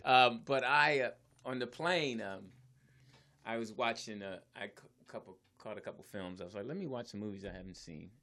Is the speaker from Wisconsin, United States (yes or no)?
no; Philadelphia, Pennsylvania, United States; I'm from Philly